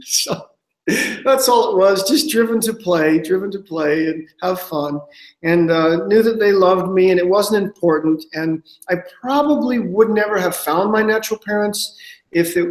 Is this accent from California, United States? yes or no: no; Ogden, Utah, United States; also born or lived in Denver, Colorado; I was adopted and raised in Ogden, Utah, by two African-American parents